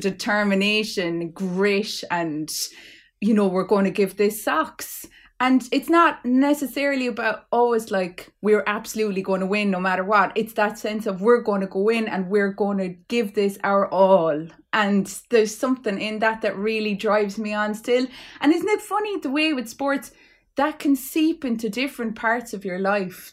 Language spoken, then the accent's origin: English; Clare, Munster, Ireland; I'm from Clare